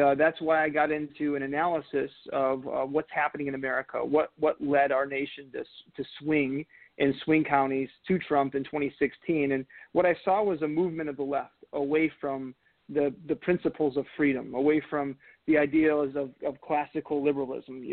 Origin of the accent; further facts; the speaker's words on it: Northwest Ohio, United States; also born or lived in Washington, D.C.; I'm from Northwest Ohio. I grew up in Northwest Ohio